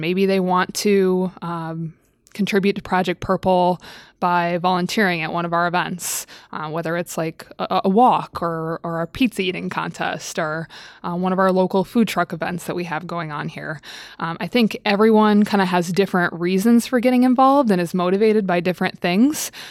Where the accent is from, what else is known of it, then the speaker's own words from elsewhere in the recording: Midwest, United States; moved away as an adult; also born or lived in Staten Island, New York; I grew up in the Midwest